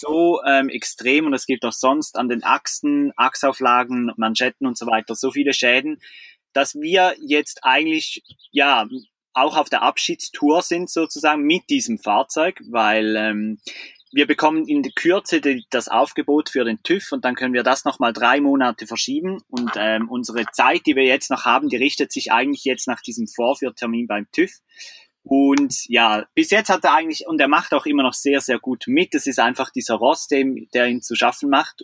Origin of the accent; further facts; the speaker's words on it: Switzerland; moved away as an adult; wir sind aus der Schweiz